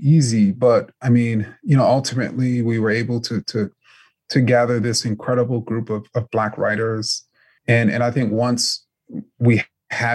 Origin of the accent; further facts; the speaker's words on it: New York City, New York, United States; I grew up in New York City as a huge, huge New York Knicks fan